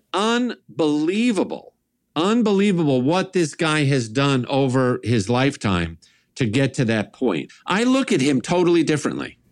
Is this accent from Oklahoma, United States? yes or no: no; New York, United States; me growing up in New York, big Italian family, sort of your stereotypic New York Italian family